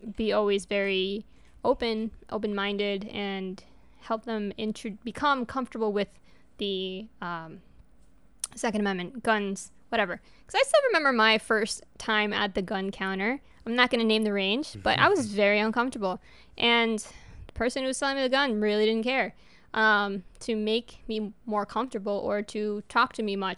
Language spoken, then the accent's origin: English; New York, United States; first language Spanish; English is a second language; moved away; New York, my home state